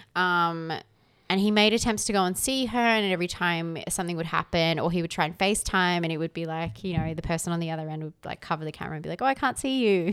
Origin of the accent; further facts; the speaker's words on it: Canberra, Australian Capital Territory, Australia; I'm from Canberra